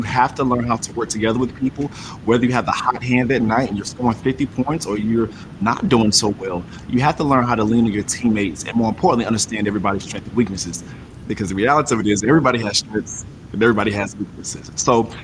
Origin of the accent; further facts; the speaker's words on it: Perquimans County, North Carolina, United States; I come from Pequimus County, North Carolina, which is probably, I want to say 15, 16,000 people. Very small area, very rural area, but I'm so grateful for my upbringing there